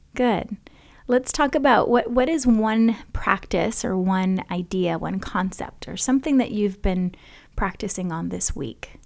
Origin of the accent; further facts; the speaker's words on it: Hawaii, United States; growing up in Hawaii.